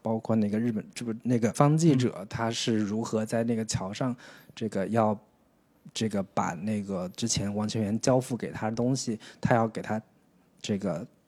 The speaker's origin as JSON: {"language": "Chinese", "country": "China", "said": "从我们中国人自己的角度"}